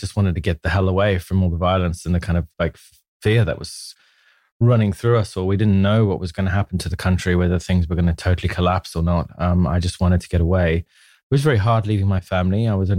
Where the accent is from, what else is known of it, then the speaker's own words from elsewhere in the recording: Manicaland, Zimbabwe; I grew up in Zimbabwe in Africa, born way back in 1979. So gives you an idea of my age. I grew up on a small farm